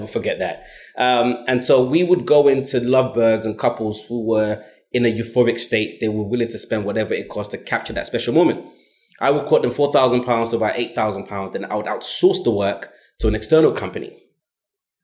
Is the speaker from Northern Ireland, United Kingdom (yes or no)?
no; London, United Kingdom; I grew up in South London, Brixton and Stockwell